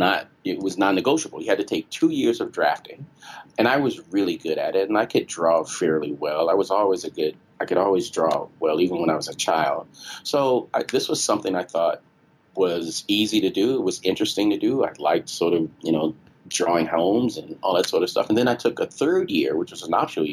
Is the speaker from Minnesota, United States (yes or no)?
no; Chicago, Illinois, United States; moved away as an adult; also born or lived in Washington, D.C. / Brazil / New York; now in Detroit, United States; I grew up in Chicago, and Chicago's it still is a very segregated city.